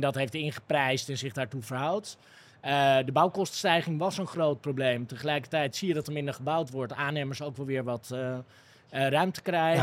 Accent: Amsterdam, North Holland, Netherlands; toen ik opgroeide in Amsterdam

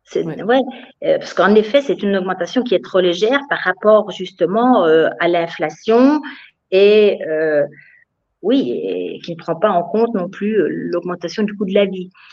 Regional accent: France; now in Bavaria, Germany

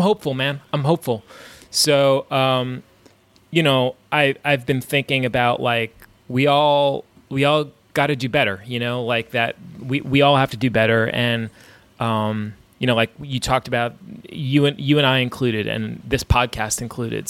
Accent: New York, United States; growing up in New York

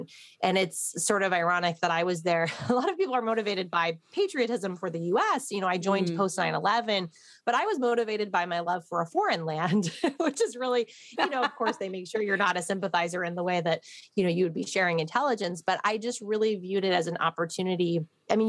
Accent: Midwest, United States; I'm from the Midwest

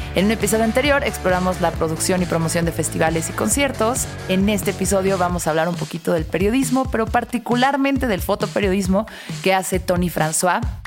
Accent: Mexico City, Mexico; soy chilanga de toda la vida, nunca he vivido en otro lado

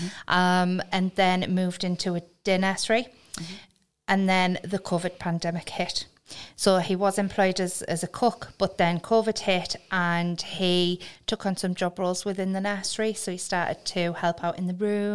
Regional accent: Hartlepool, North East England, United Kingdom; I'm from Hartlepool

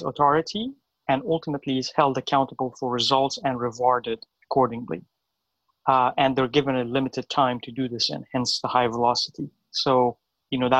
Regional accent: Iran; moved away as an adult; now in United States; I was born in Iran. I moved to the U.S. about 13 years ago

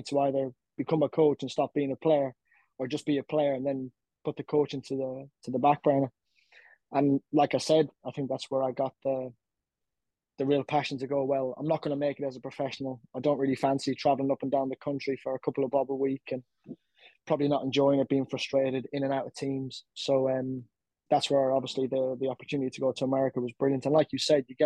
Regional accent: Athlone, Leinster, Ireland; moved away as an adult; also born or lived in Limerick / United States; I'm from Republic of Ireland originally. So obviously grew up there

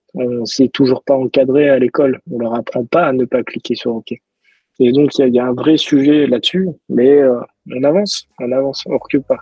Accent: Toulouse, Occitania, France; je suis toulousain

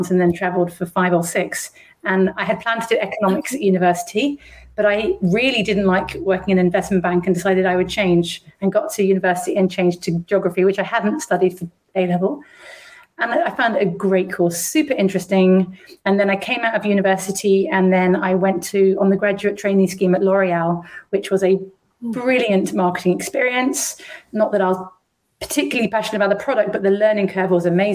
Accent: London, United Kingdom; I was brought up in London, where I am again now. I'm a rare Londoner from London.

